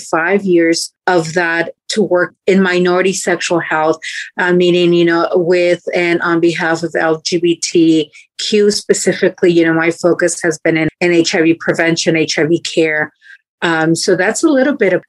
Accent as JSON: {"language": "English", "country": "Mexico", "tie": "born or raised there", "moved": "yes", "lives_now": "Fort Worth, United States", "said": "I was born and raised in Mexico"}